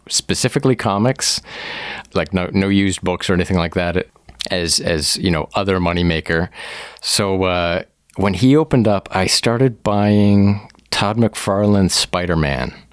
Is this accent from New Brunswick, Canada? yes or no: no; Woodstock, Ontario, Canada; also born or lived in Oakville, Ontario; originally, I grew up in Southwestern Ontario, uh, Woodstock, Ontario specifically, like went, you know, from kindergarten to high school all the way there